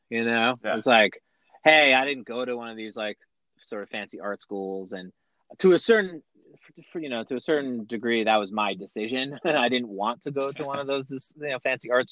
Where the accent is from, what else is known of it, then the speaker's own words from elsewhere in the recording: Oceanside, New York, United States; also born or lived in Buffalo, New York; I grew up on Long Island, so that's a suburb of New York City, about 45 minutes from where I am right now. And so I've been a New Yorker my whole life